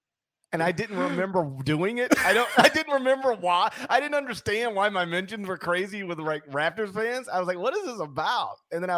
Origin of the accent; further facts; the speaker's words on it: Memphis, Tennessee, United States; so where are you from? I'm like, Memphis.